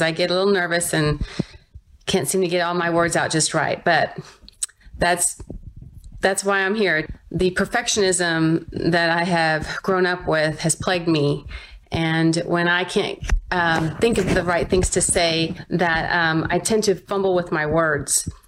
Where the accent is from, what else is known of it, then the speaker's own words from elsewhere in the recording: Spring Branch, Texas, United States; I'm from Spring Branch, Texas.